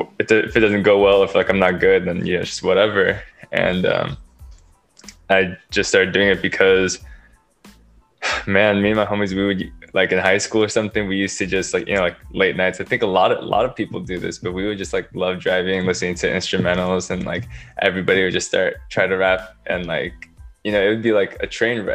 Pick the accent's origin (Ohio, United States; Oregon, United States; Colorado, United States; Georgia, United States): Oregon, United States; Beaverton; now in California, United States; I'm from Oregon, Beaverton to be more exact, but currently living in California